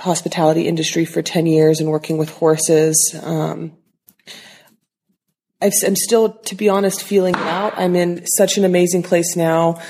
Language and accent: English; Los Angeles, California, United States; Growing up in Los Angeles